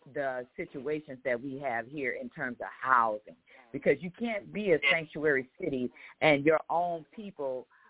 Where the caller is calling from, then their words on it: Chicago, Illinois, United States; calling from Chicago.